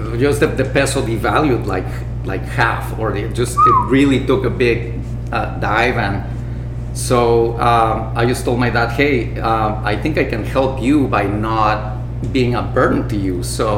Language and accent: English; Gulf Coast of Mexico, Mexico; moved away as an adult; also born or lived in Puerto Escondido; I grew up in the Gulf Coast, actually. I've lived in several areas of Mexico, but I grew up in the Gulf Coast.